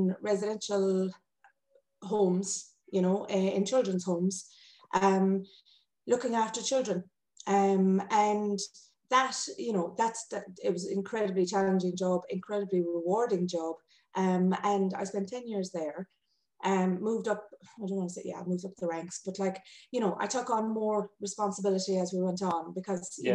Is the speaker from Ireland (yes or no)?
yes; North Kerry, Munster, Ireland; I'm originally from North Kerry